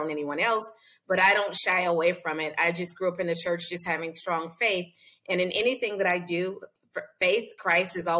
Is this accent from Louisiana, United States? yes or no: yes; Louisiana, United States; I'm from Louisiana